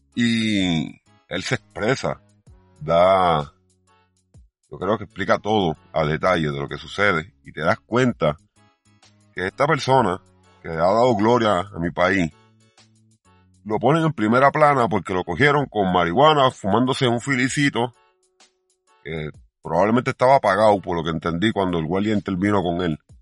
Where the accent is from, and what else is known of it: Puerto Rico